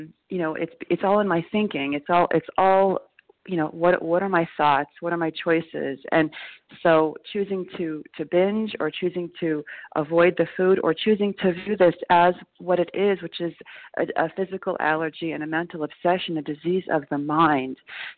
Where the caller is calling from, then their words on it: New York, United States; recovered compulsive overeater. I'm calling from New York.